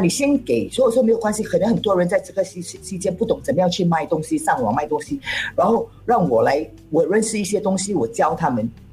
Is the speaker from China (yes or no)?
no; Singapore; first language Cantonese; Chinese is a second language; 身为一个新加坡人，其实我们都是，呃，呃，呃，可以做多种语言的，但是我主要呢，我个人在讲我的 first language 是广东，然后 second language 是hokkien，在啊。third language 是english，然后Chinese 是拉斯，所以华语是最后一个语言